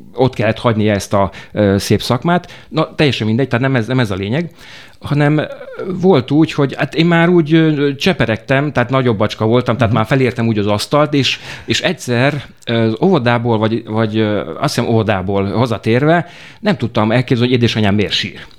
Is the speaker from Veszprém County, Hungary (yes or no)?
no; Miskolc, Borsod-Abaúj-Zemplén, Hungary; moved away as an adult; also born or lived in Budapest / Transdanubia; Én Miskolci vagyok